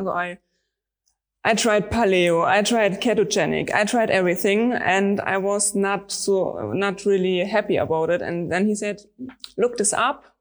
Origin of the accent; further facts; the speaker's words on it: Stuttgart, Baden-Württemberg, Germany; I'm from Stuttgart. It's in the south of Germany